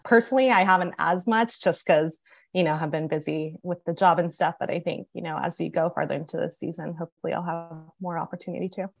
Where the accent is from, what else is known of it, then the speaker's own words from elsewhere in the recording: Bay Area, north of San Francisco, California, United States; moved away as an adult; also born or lived in Texas; now in Houston, United States; Originally, I'm from the Bay Area, so just north of San Francisco